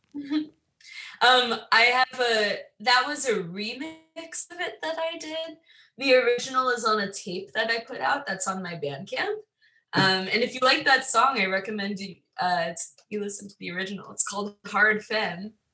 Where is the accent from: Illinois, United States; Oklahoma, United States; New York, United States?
New York, United States; Long Island; I'm from Long Island